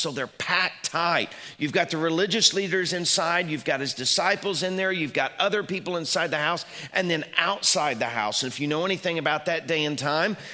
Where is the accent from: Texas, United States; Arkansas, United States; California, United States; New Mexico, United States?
Arkansas, United States; Little Rock; moved away; When I was growing up in Little Rock, we were part of a large church.